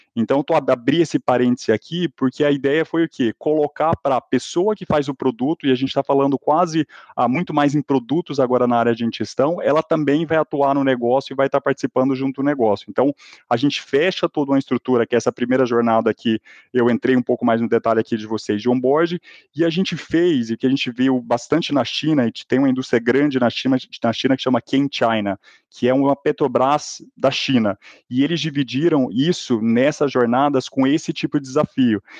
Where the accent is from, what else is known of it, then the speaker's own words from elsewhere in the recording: Goiás, Brazil; accent: goiano-mineiro; Mas ainda sou de Goiás, gente. Vocês vão ver o sotaque meio goiano-mineiro falando aqui nesse podcast.